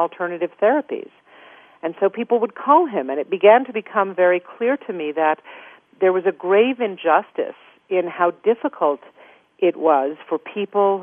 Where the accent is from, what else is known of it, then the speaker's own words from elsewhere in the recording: New York City, New York, United States; moved away as an adult; now in Santa Fe, United States; I grew up in New York City in Manhattan